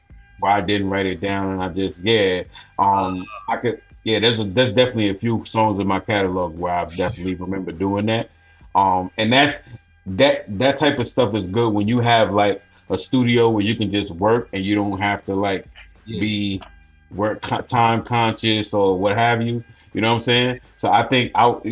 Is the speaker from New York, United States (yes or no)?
yes; Long Island, New York, United States; also born or lived in Bronx, New York; I grew up in Long Island